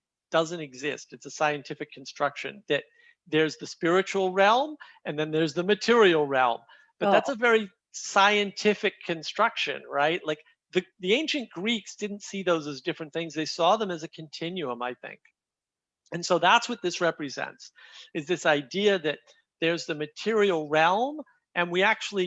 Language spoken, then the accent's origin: English; New England, United States; I grew up in New England